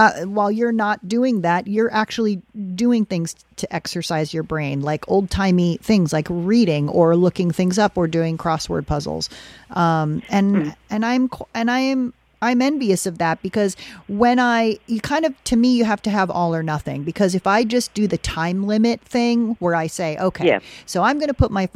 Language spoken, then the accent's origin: English; New York, United States; now in California, United States; I'm from New York, as you know, I've lived out in California for quite a long time now